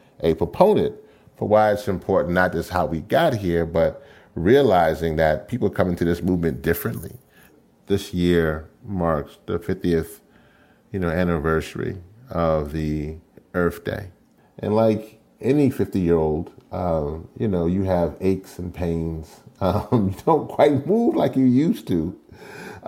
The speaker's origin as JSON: {"language": "English", "region": "Louisiana", "country": "United States", "said": "where I come from is from the great state of Louisiana."}